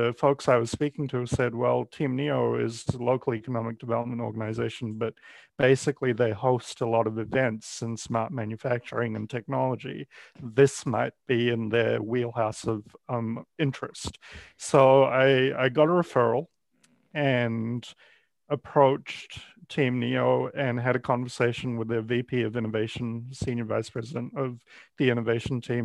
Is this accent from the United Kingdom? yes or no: no; New Zealand; moved away as an adult; now in Ohio, United States; I spent majority of my career in New Zealand. That's where I'm from originally.